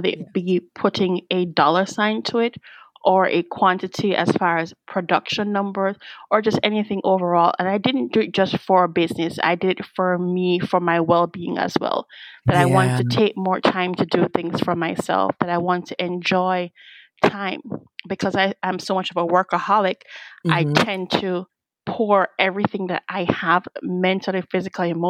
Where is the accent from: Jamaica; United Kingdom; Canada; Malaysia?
Jamaica; Kingston; moved away as an adult; also born or lived in Florida, United States; now in United States; born and raised in Kingston, Jamaica. Yes. Came here about 25 years ago.